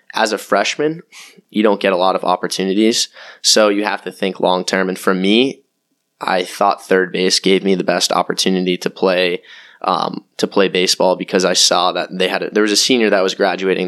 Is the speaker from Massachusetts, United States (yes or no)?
yes; Cape Cod, Massachusetts, United States; moved away as an adult; also born or lived in Washington, D.C.; I'm from Cape Cod, Massachusetts. Went to high school on Cape.